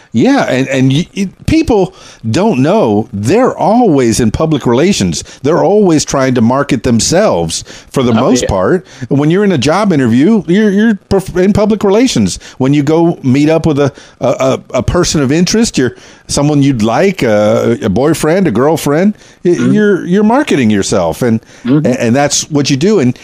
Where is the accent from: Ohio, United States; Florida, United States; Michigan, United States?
Florida, United States; now in Arkansas, United States; I'm from South Florida, the Florida Keys, which is where Keys Dan came from, and now I'm in Arkansas, Central Arkansas.